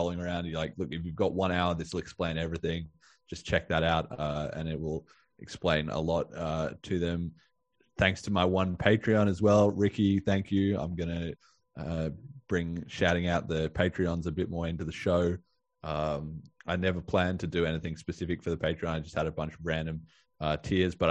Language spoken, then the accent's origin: English; Australia; I'm Australian